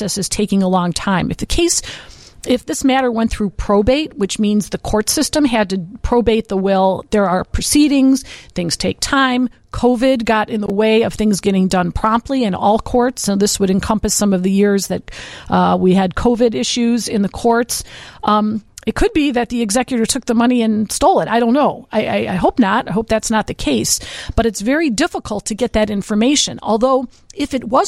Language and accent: English; Berwyn, Illinois, United States; I'm from Berwyn